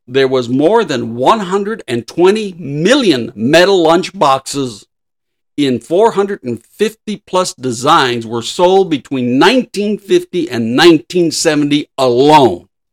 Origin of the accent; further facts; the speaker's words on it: Los Angeles, California, United States; I was raised near Lincoln Heights, by Lincoln Park